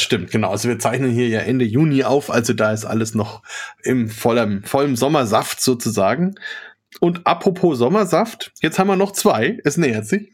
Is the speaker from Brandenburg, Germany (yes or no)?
no; Franconia, Bavaria, Germany; ich komme allerdings auch aus Franken